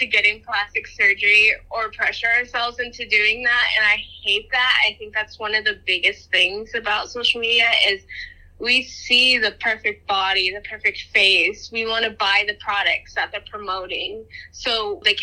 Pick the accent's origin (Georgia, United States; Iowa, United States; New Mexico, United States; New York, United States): New Mexico, United States; Albuquerque; I'm from New Mexico.